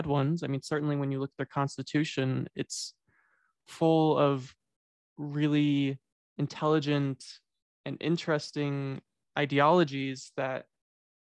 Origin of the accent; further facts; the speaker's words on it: United States; as American